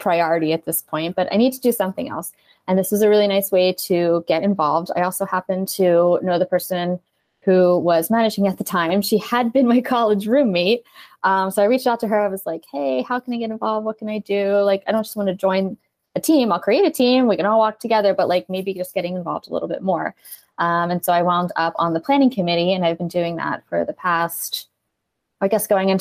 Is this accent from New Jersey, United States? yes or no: yes; New Jersey, United States; we are from South Jersey